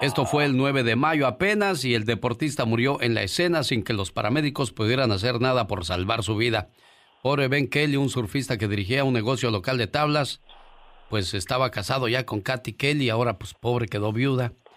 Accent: Casimiro Castillo, Jalisco, Mexico; moved away; Un día salí de Casimiro Castillo, Jalisco. Pero Casimiro Castillo, Jalisco nunca salió de mí

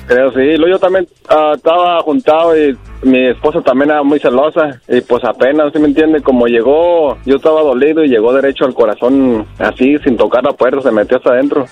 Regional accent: Torreón, Coahuila, Mexico; moved away; yo soy de Torreón.

